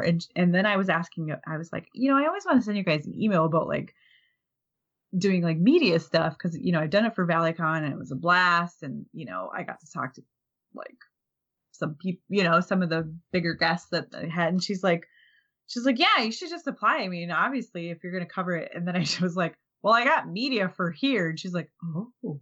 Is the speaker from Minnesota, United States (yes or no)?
yes; Minnesota, United States; I'm from Minnesota